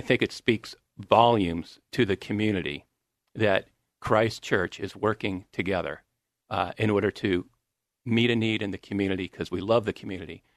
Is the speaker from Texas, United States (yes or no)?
no; Grand Blanc, Michigan, United States; moved away; where I grew up is in, uh, Michigan, Grand Blanc, Michigan.